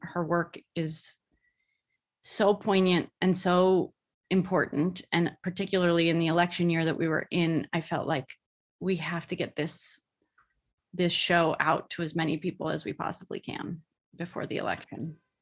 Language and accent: English; the Bay Area, California, United States; moved away; I'm from the Bay Area